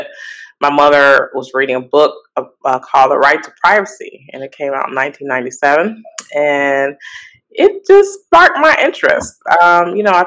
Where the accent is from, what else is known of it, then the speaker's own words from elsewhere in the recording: Gary, Indiana, United States; moved away as an adult; now in Chicago, United States; I was born in Chicago. I grew up actually in Gary, Indiana.